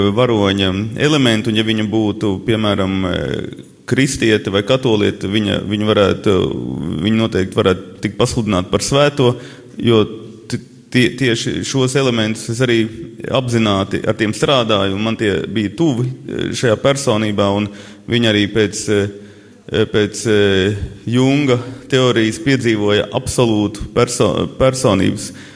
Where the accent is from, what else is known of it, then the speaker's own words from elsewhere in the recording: Latgale, Latvia; es esmu latgalietis, man ir daudz savādāka mentalitāte